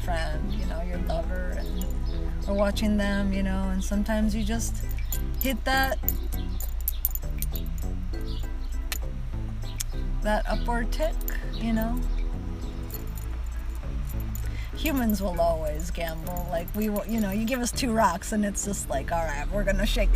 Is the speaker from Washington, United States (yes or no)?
yes; Seattle, Washington, United States; first language Spanish; English is a second language; also born or lived in Mexico; I grew up in the Seattle area